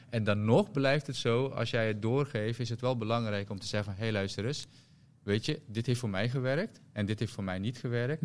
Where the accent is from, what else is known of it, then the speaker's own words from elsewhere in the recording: Rotterdam, South Holland, Netherlands; ik kom uit Rotterdam.